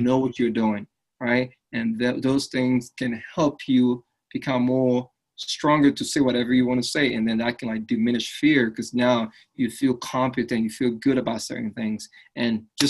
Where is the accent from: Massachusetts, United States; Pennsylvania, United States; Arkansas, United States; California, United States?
Pennsylvania, United States; Philadelphia; also born or lived in Liberia; So I grew up in Philadelphia, right? And when I first came to the States, back then my accent was a lot more stronger, right?